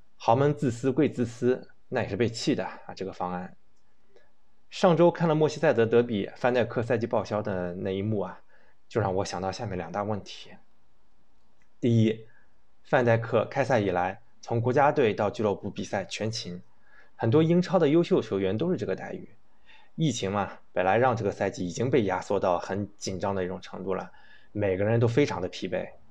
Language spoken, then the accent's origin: Chinese; China; 作为一个中国人，一个党员